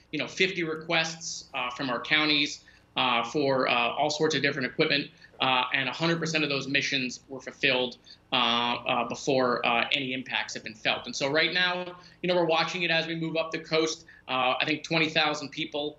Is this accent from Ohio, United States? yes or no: no; Parkland, Florida, United States; my hometown